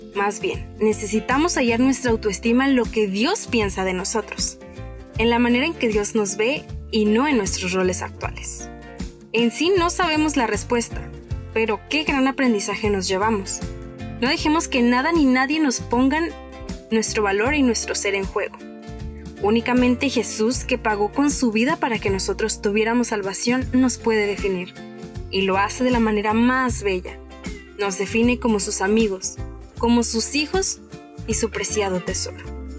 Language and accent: Spanish; Tijuana, Baja California, Mexico; nací en Tijuana